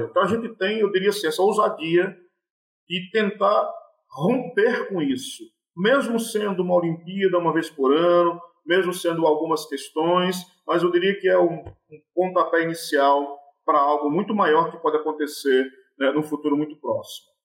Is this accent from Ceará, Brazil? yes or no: yes; Ceará, Brazil; e ela é muito rica, não é porque eu quero que ela seja rica, porque eu sou do Cariri e tal